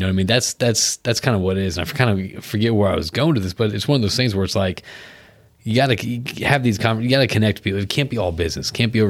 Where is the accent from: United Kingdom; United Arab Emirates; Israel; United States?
United States; I'm American